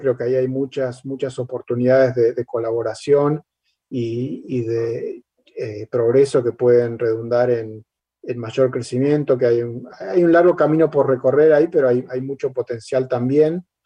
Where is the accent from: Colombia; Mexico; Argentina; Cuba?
Argentina; como argentino